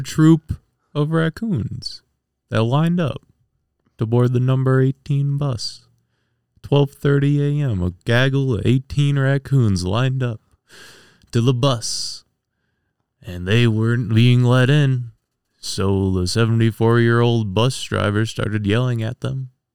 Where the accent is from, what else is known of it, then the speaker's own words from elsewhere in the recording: Strongsville, Ohio, United States; I'm from Strongsville, Ohio.